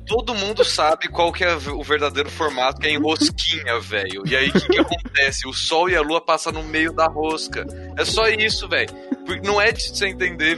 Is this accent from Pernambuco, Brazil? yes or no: no; São Bernardo do Campo, São Paulo, Brazil; also born or lived in Taubaté; A gente é de São Bernardo do Campo. Eu, eu tava em Taubaté.